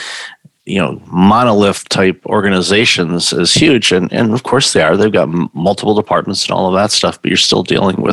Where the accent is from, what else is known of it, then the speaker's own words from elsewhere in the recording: Detroit, Michigan, United States; moved away; I'm originally from Detroit.